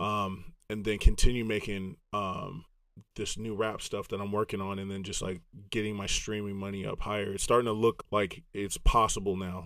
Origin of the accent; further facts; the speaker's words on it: Los Angeles, California, United States; accent: Southern SoCal surfer boy; also born or lived in Grand Rapids, Michigan; I'm from the West Coast